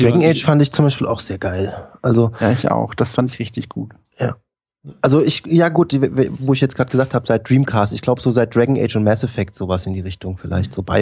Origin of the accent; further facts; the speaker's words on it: Bavaria, Germany; immer als, als Bayer ja, wenn man das dann auf Deutsch spielen muss